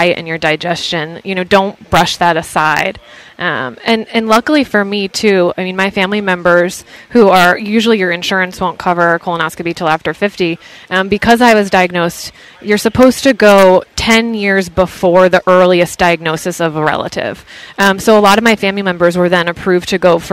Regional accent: New Haven, Connecticut, United States; I'm from the New Haven area, so New York was in shouting distance.

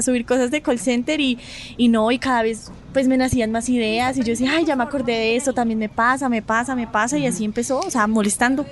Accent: Bogotá, Colombia; yo no soy de Medellín, yo soy de Bogotá

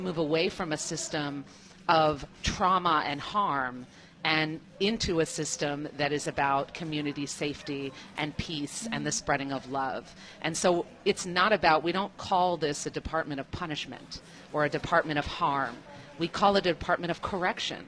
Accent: New York City, New York, United States; I come from the country, the United States. I'm from New York City.

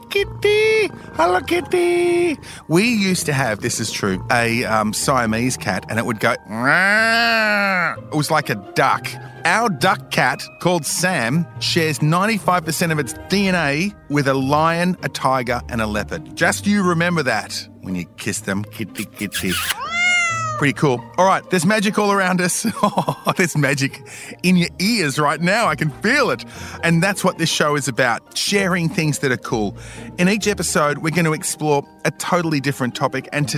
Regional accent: Australia; I am Australian and very, very Australian

